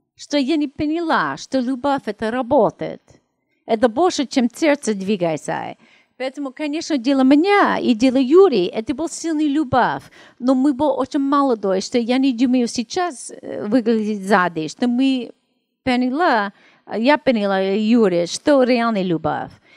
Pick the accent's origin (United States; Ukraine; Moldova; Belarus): United States; Los Angeles, California; Russian is a second language; moved away as an adult; also born or lived in Russia; я из Америки